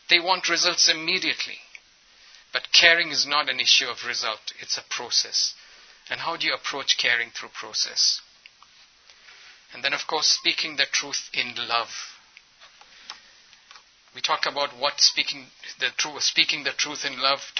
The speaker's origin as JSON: {"language": "English", "country": "India", "said": "I come from India, and we don't know how to be assertive."}